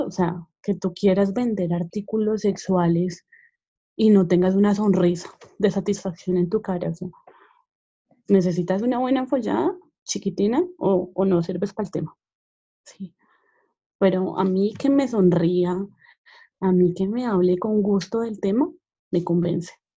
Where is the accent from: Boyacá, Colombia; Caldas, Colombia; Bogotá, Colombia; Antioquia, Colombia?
Bogotá, Colombia; yo soy Rola, pero pues todo el mundo me dice que no parezco Rola